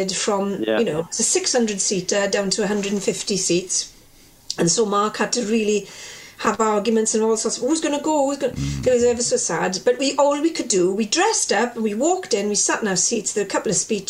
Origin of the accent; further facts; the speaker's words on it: Welsh, Wales, United Kingdom; as a Welsh person